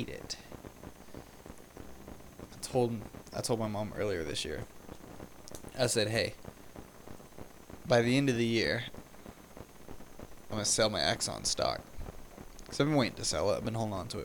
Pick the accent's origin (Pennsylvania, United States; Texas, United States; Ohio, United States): Texas, United States; I grew up in Texas